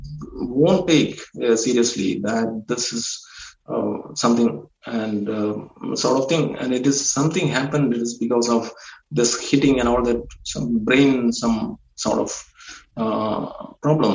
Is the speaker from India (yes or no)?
yes; India; being an Indian, I don't know whether it is my accent